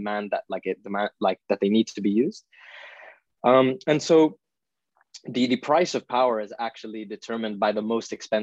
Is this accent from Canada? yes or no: no; Italy; also born or lived in India / Oxford, United Kingdom; now in London, United Kingdom; I'm Indian. I was born in India, but I grew up in Italy for most of my life